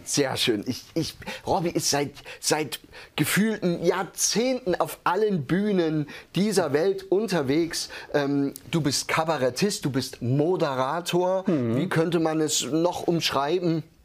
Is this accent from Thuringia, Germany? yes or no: yes; village near Hermsdorf, East Thuringia, Germany; Ich komme ja aus einem, wirklich aus Osttürmen, aus einem Dörfchen.